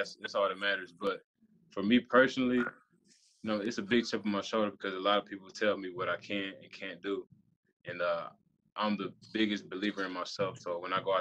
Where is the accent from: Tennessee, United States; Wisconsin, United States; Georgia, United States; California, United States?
Georgia, United States; now in Florida, United States; I'm from Georgia